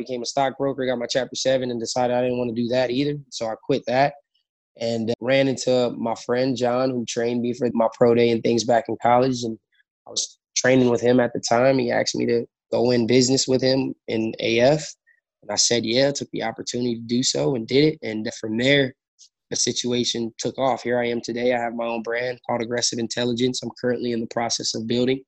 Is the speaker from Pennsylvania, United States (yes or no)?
no; Los Angeles, California, United States; I was born again in South Central LA in a pretty rough environment. I grew up in the Crenshaw District